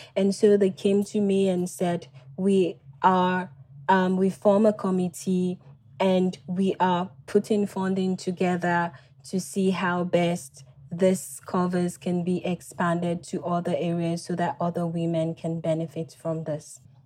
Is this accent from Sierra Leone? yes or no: yes; Freetown, Western Area, Sierra Leone; I was born and raised in Freetown